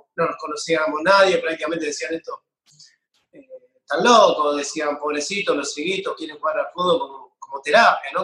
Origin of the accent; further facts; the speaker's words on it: San Pedro, Buenos Aires Province, Argentina; yo soy acá de San Pedro, provincia de Buenos Aires